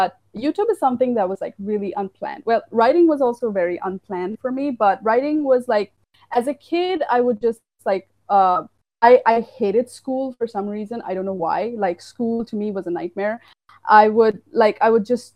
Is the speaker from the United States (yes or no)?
no; Assam, India; I'm from India. I'm from the little state of Assam, which is in the northeastern